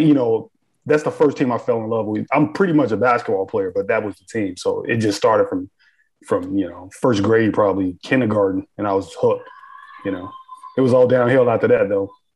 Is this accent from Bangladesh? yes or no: no; Chicago, Illinois, United States; moved away; I was born and raised in Chicago, spent most of my life in Chicago.